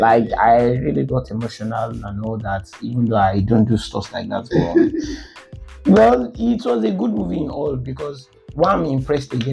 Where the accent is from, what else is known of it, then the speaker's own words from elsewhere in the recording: Nigeria; I'm a Nigerian